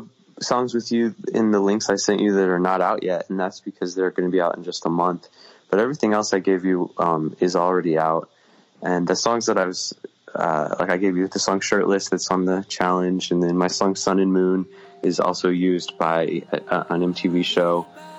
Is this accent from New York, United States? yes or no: no; Marietta, Georgia, United States; She and I grew up in nearby hometowns in Georgia. Like, I'm from Marietta and she's from Roswell, which is about 10 minutes of a drive from each other.